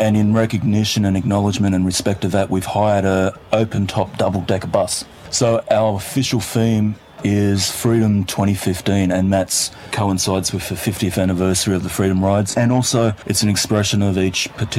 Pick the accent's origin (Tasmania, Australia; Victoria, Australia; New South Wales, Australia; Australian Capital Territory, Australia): New South Wales, Australia; far north coast of; I'm originally from the Minyanbul people of the Bundjalung Nation, which is up around the far north coast of New South Wales.